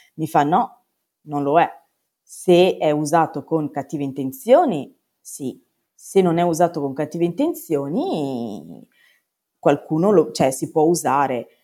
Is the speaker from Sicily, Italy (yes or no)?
no; Padua, Veneto, Italy; sono di Padova